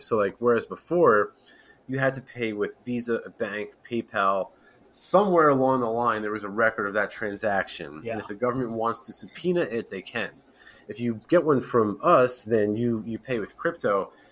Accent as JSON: {"language": "English", "region": "East Coast", "country": "United States", "tie": "born or raised there", "said": "I'm born and raised East Coast"}